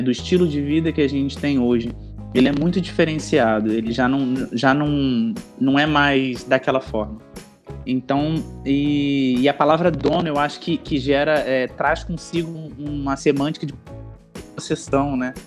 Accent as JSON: {"language": "Portuguese", "region": "Rio de Janeiro", "country": "Brazil", "said": "eu sou carioca, eu tenho 31 anos."}